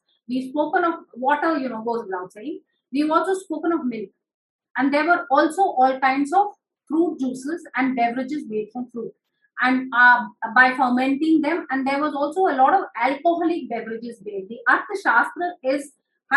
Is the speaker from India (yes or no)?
yes; Bihar, India; I come from Bihar